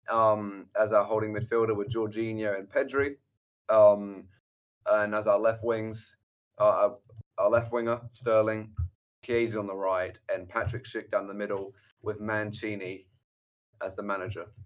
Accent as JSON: {"language": "English", "region": "England", "country": "United Kingdom", "said": "I think maybe my Luke Shaw bias also as for being an English watched every single game of his."}